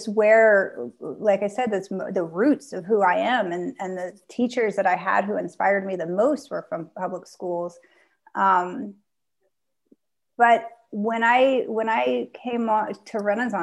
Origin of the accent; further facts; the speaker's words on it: Southern Indiana, United States; now in Charlottesville, United States; my high school was actually the first high school built in the state of Indiana in Southern Indiana near Louisville, Kentucky.